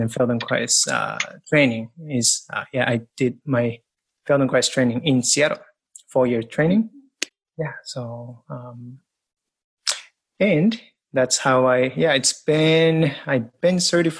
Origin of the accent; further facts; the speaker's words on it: Japan; English is a second language; moved away as an adult; now in United States; And I came to the States from Japan with an experience of a lot of movement, rugby, lots of sports and martial arts, boxing, kickboxing. And I came to the States and studied athletic training and became an athletic trainer.